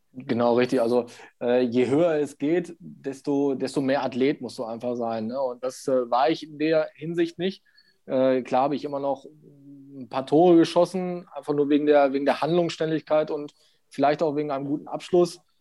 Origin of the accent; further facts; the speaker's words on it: Steinhagen, North Rhine-Westphalia, Germany; ich wollte dann wieder in mein Heimatdorf. Mm, meine Mutter wohnte noch hier, mein, mein Bruder